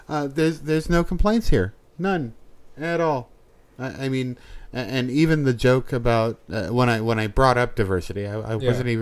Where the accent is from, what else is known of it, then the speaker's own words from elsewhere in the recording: New England, United States; I am from New England, trust.